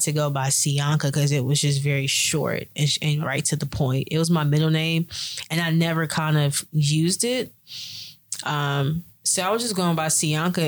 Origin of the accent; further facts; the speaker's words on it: Smithfield, North Carolina, United States; I was born in Smithfield, North Carolina